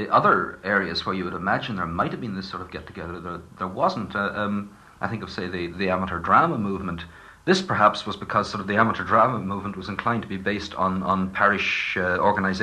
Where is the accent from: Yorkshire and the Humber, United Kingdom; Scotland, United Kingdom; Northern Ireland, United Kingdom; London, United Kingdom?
Northern Ireland, United Kingdom; East County Down; I grew up in East County Down, which is not a very nationally minded part of the country